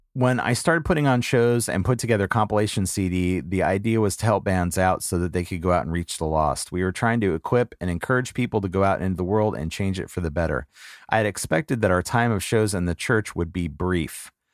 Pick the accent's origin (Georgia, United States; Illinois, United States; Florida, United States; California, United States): California, United States; Los Angeles; I grew up in Southern California, I was in grade school during the punk rock revolution and living in Los Angeles.